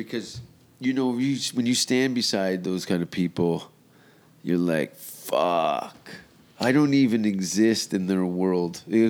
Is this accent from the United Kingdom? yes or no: no; Canada; accent: Canadian; I am Canadian, mm-hmm. So you hear the oots and the boots.